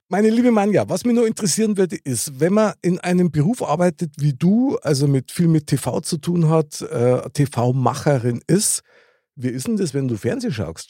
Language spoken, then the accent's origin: German; Munich, Bavaria, Germany; ich bin ja in der Gegend aufgewachsen